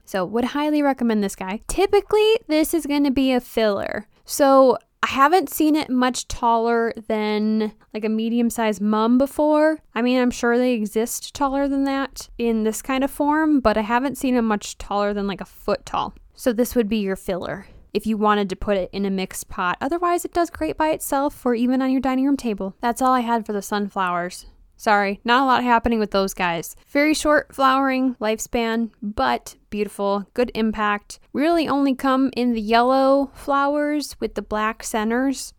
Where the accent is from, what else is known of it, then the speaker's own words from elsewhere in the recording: Wisconsin, United States; I'm from Wisconsin